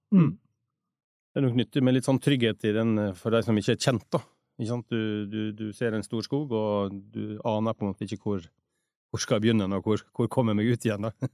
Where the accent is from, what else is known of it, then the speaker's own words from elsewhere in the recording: Western Norway, Norway; mange av oss vestlendinger